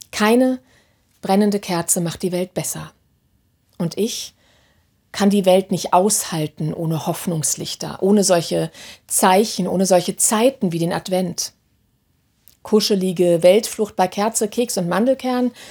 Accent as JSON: {"language": "German", "town": "Hannover", "region": "Lower Saxony", "country": "Germany", "tie": "born or raised there", "said": "die letzten Samstag in meiner Heimatstadt Hannover aufmarschiert sind"}